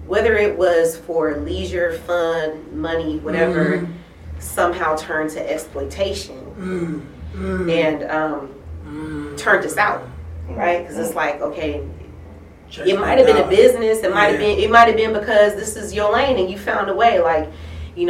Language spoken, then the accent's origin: English; San Francisco, California, United States; I'm from Frisco, Hunters Point, Lakeview, to be exact